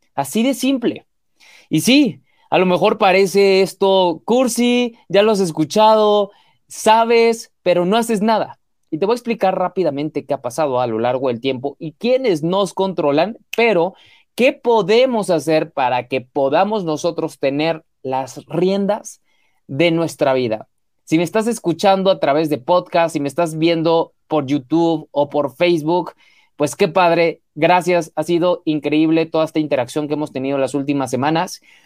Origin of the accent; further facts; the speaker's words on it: Mexico; mexicano, emprendedor y empresario